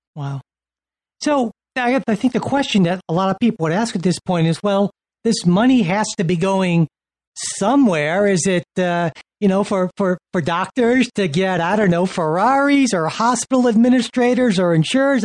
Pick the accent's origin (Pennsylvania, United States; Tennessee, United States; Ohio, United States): Ohio, United States; Cleveland; born and raised in Cleveland